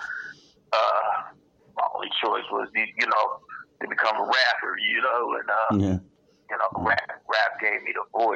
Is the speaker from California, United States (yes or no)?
yes; Compton, California, United States; Compton, California, man. Born and raised